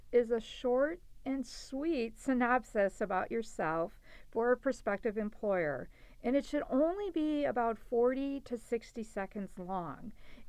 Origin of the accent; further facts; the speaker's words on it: Milwaukee, Wisconsin, United States; I'm originally from Milwaukee, Wisconsin, and looking for entry-level business management opportunities in the Midwest.